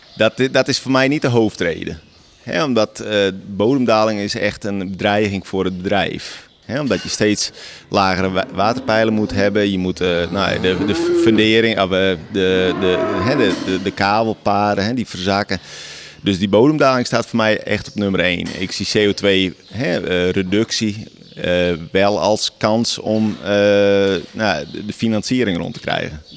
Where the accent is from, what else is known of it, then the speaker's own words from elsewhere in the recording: Friesland, Netherlands; Ik ben hier geboren. Ik slaap nu op precies dezelfde plek als eh, waar ik ben geboren